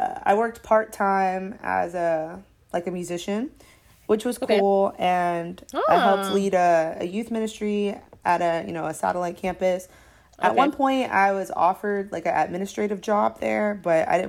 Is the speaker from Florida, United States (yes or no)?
yes; Florida, United States; growing up in the South, I know Florida isn't really like the South.